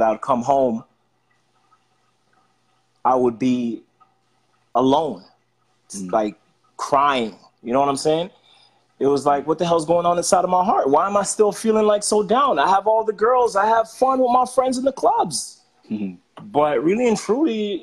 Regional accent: Jamaica; I was born in Jamaica

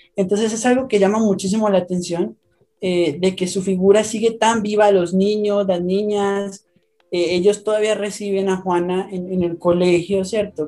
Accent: Colombia; also born or lived in Bogotá, Colombia; soy de Colombia, les, hablo desde Bogotá, Colombia

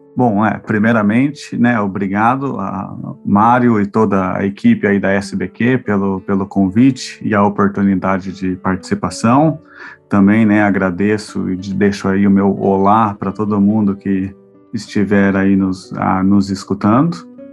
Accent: Brazil; moved away as an adult; also born or lived in Europe; apesar de eu ter a ah, saído do Brasil, assim, né, e decidido a ah, me tornar professor no, no exterior, eu ainda sou brasileiro

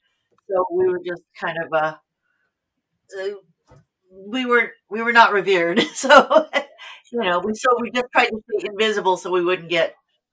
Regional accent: Fresno, California, United States; now in Los Angeles, United States; I'm from Fresno, California.

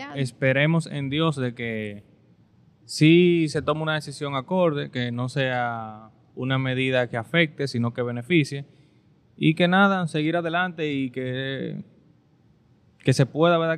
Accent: Dominican Republic

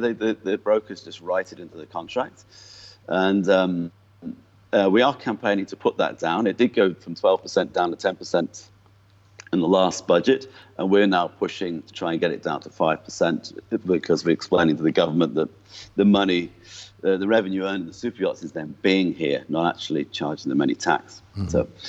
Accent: North West England, United Kingdom; accent: mongrel accent; It's a bit of a mongrel accent by now, but it's, I was from just north of Liverpool.

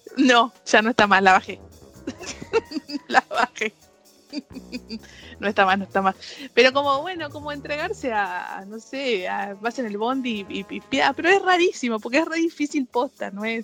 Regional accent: Moreno, Buenos Aires Province, Argentina; ser de moreno

